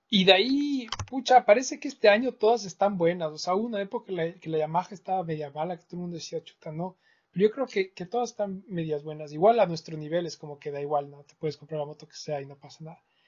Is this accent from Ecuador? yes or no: yes; Ecuador; nosotros de Ecuador